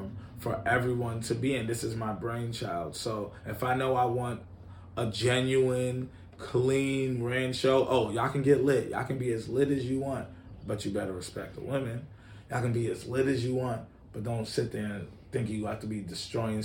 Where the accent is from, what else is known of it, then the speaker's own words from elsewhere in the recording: New York City, New York, United States; also born or lived in Schaumburg, Illinois / Nigeria; now in Chicago, United States; I grew up in New York City.